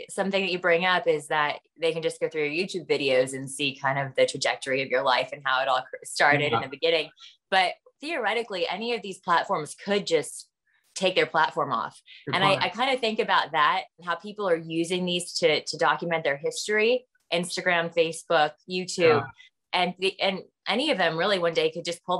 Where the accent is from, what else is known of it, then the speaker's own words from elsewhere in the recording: United States; Being an American, and being a white woman, you know, frankly, after the reckoning of the past year